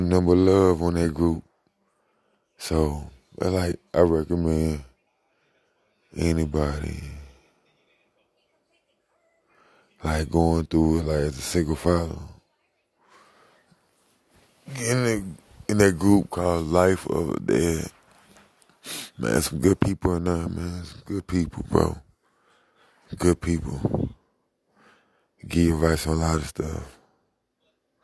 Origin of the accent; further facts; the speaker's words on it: St. Louis, Missouri, United States; I'm from St. Louis, Missouri